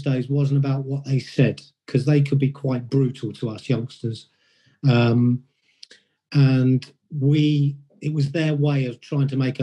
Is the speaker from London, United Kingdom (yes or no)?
no; Oxford, South East England, United Kingdom; I came from Oxford. So as a kid, you go and watch Oxford United play